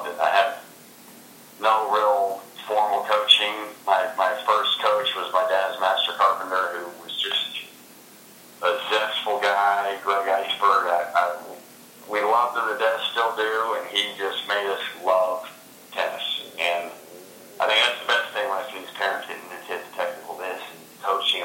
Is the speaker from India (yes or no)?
no; Gainesville, Florida, United States; Growing up in Gainesville, I was better known as their son than kind of my own man at times